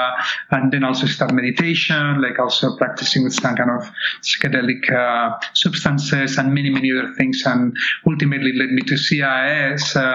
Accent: Barcelona, Catalonia, Spain; moved away; I was born in Barcelona in 1968

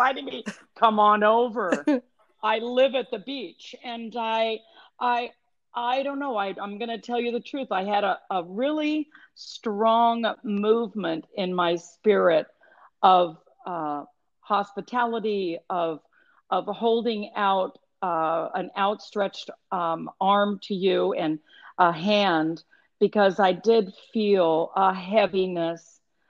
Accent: Los Angeles, California, United States; moved away as an adult; also born or lived in Edwards Air Force Base, Mojave Desert / Vancouver / Milwaukee / Toronto; I was born and raised in Los Angeles

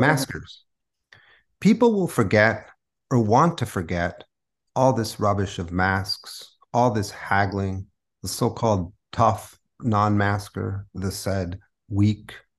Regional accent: San Diego, California, United States; first language Spanish; English is a second language; moved away as an adult; also born or lived in San Francisco; now in New Orleans, United States; I was born in San Diego. I grew up there.

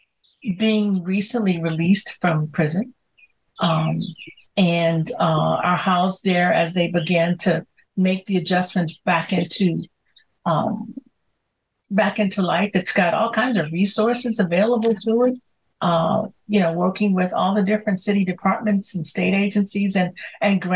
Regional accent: Chicago, Illinois, United States; I grew up in Chicago's, you know, South Side.

